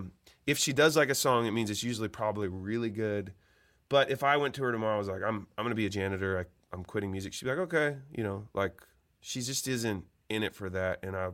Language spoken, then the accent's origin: English; Eugene, Oregon, United States; I think it's more interesting to talk about that in the way that I grew up in Eugene, Oregon.